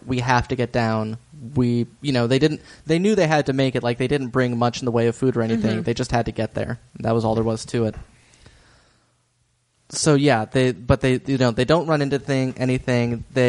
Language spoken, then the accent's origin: English; Norway; Also, guys, like, you know what? I'm from Norway.